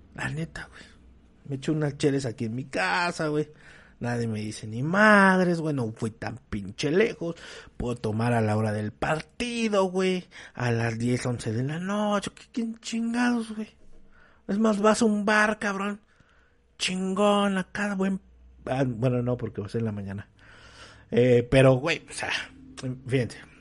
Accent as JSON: {"language": "Spanish", "country": "Mexico", "said": "nosotros como mexicanos"}